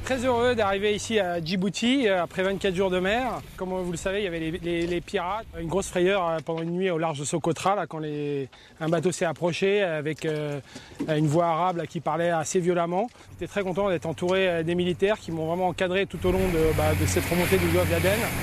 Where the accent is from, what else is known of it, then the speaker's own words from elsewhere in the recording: La Chaux-de-Fonds, Neuchâtel, Switzerland; moved away; je suis né à la Chaux-de-Fonds